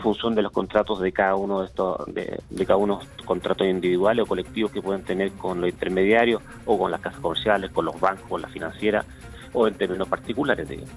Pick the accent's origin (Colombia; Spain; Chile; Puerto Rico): Chile; somos todos los chilenos